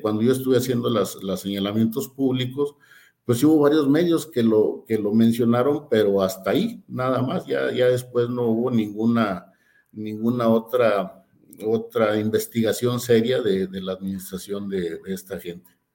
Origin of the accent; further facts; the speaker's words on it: Durango, Mexico; yo soy de Durango